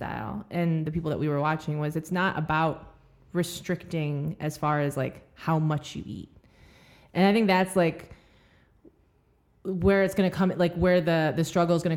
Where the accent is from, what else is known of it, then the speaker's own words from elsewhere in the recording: Michigan, United States; I'm from Michigan